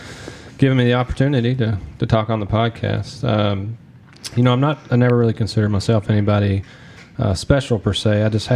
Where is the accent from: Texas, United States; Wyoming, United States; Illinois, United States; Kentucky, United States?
Kentucky, United States; South Central; But, you know, I'm born and raised here in Kentucky, right in the middle, if you can't tell by my accent, right in the middle of South Central Kentucky.